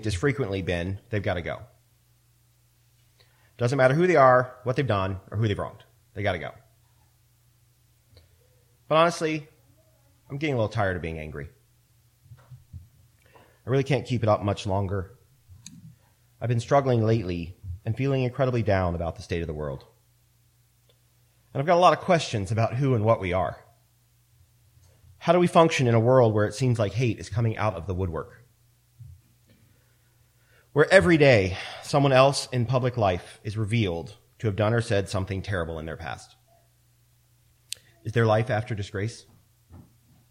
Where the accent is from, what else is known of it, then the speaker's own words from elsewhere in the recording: Central Maryland, United States; I grew up in Central Maryland, and I went to school on a military base